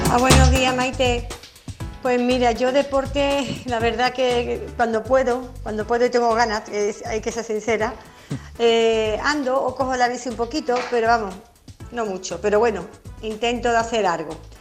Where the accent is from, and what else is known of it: Carmona, Andalusia, Spain; born or raised there